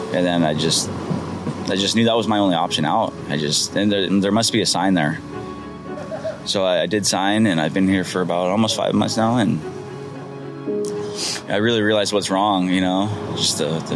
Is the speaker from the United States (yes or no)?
yes; Orange County, California, United States; I grew up in Orange County, pretty good life upbringing